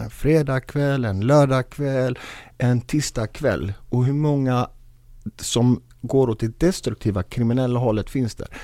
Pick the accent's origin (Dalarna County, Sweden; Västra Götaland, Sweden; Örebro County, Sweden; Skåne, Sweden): Västra Götaland, Sweden; Gothenburg; Jag är själv uppvuxen i Biskopsgården, finaste området